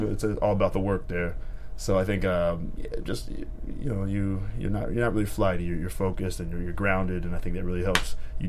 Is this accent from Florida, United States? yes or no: no; Chicago, Illinois, United States; also born or lived in North Carolina / San Diego / Virginia; So I was born in Chicago, like Chicago proper.